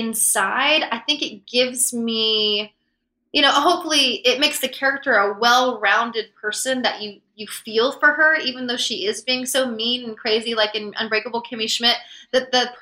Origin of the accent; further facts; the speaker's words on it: the South, United States; especially growing up in the South when you are a little more concerned with the way, you know, you look to other people. And as a woman, I think in the South also